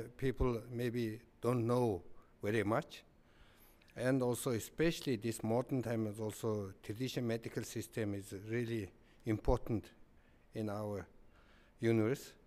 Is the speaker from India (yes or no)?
no; Mongolia